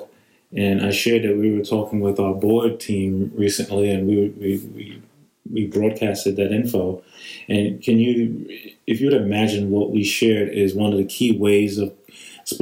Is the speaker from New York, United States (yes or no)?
yes; New York, United States; I grew up in New York. There was no quiet time